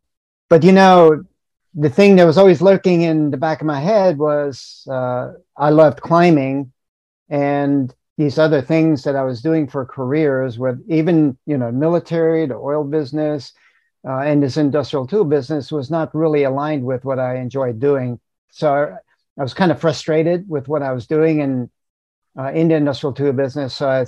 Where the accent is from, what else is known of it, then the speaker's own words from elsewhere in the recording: Manchester, United States; I was introduced to climbing when I was 18, you know, a senior in high school, and I grew up in Manchester, just south of where you are.